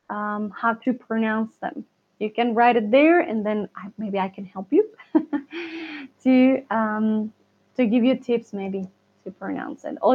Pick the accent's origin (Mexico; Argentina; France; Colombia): France; accent: French; Spanish is a second language; todavía algunas palabras que no pronuncio, pronuncio con U, pronun pronuncio aún tengo un acento francés.